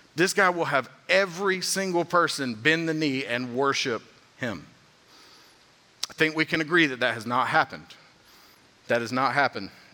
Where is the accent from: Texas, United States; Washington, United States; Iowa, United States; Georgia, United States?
Georgia, United States; being from Georgia, growing up in the South